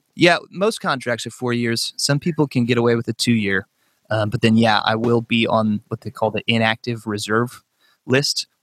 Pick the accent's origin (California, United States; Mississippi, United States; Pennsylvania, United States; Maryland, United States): California, United States; Northern; I grew up in Northern California.